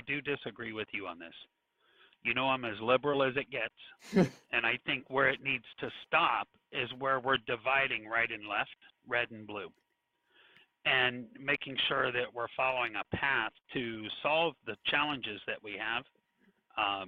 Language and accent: English; Virginia Beach, Virginia, United States; now in Texas, United States; I'm from the Virginia Beach, North Outer Banks area